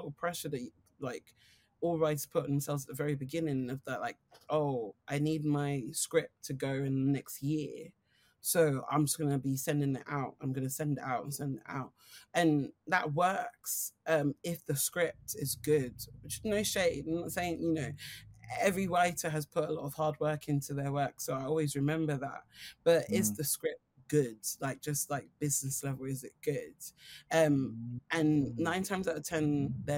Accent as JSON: {"language": "English", "region": "London", "country": "United Kingdom", "said": "I'm from Streatham"}